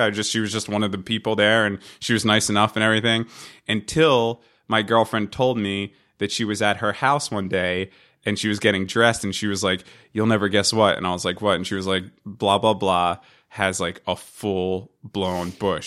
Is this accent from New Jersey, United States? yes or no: yes; Hazlet, New Jersey, United States; we grew up in this town called Hazlitt, and that's kinda how we know each other